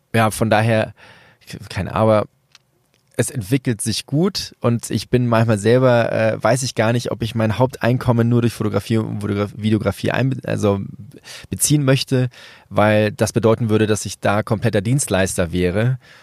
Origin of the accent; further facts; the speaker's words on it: Venezuela; moved away; Venezuela, mein Geburtsland